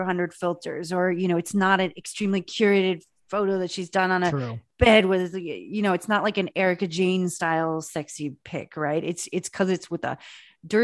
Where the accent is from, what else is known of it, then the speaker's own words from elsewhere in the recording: France; moved away; I lived in France. I grew up in France and I worked in journalism there